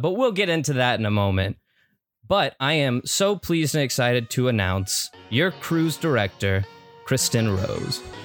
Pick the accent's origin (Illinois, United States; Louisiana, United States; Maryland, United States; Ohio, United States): Ohio, United States; Cincinnati; we're three boys from Cincinnati